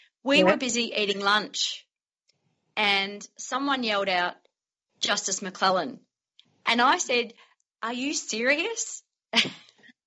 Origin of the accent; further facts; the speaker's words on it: Australia; now in Melbourne, Australia; we're Australian.